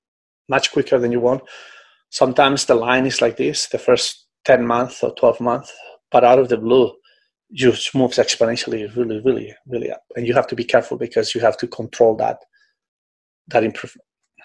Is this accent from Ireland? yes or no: no; Spain; now in Singapore; I came from Europe, where in Spain, we always train in long course pretty much.